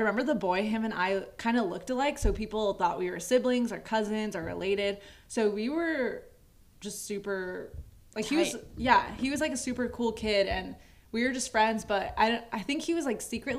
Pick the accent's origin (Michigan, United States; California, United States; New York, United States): California, United States; Moreno Valley; I grew up in Moreno Valley